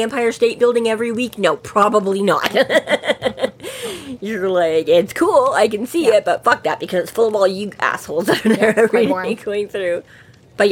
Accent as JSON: {"language": "English", "town": "Edmonton", "region": "Alberta", "country": "Canada", "tie": "born or raised there", "said": "Growing up in Edmonton"}